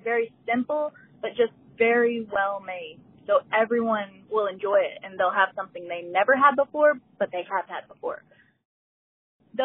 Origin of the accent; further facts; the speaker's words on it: Louisiana, United States; now in Texas, United States; I'm from Louisiana